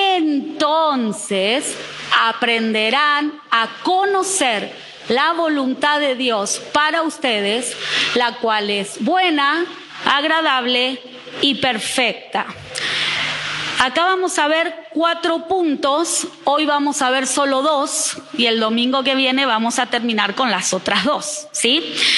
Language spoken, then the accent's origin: Spanish; Buenos Aires, Argentina; moved away as an adult; also born or lived in Neuquén; now in Reconquista, Argentina; Yo que nací en Buenos Aires, eh, no es lo mismo en el barrio que me crié que en el barrio que se criaron mis hijos en Neuquén